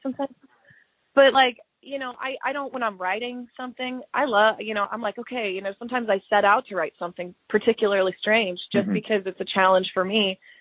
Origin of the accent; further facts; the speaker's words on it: Kansas City, Missouri, United States; growing up in Kansas City